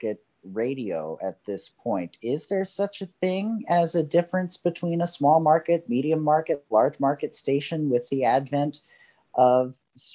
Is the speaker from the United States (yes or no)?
yes; Maryland, United States; I'm from Maryland